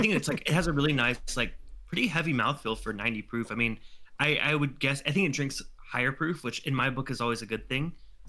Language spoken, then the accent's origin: English; South Carolina, United States; I grew up in South Carolina. We had a muscadine winery and a bourbon distillery on the same property.